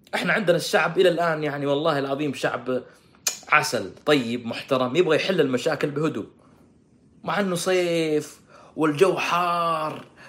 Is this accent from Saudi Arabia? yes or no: yes; Saudi Arabia; عندنا في السعوديه